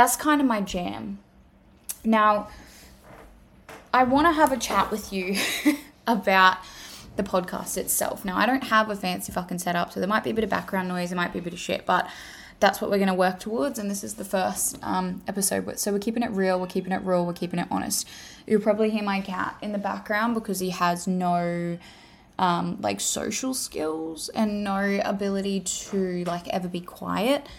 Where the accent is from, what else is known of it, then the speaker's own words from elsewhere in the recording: Australia; accent: Australian; As you can tell from my accent, I am an Australian female.